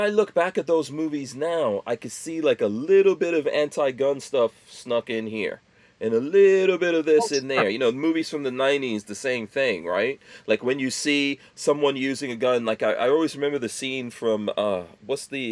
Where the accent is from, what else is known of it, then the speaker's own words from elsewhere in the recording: New York City, New York, United States; moved away; I was growing up in New York City, crack 80s and all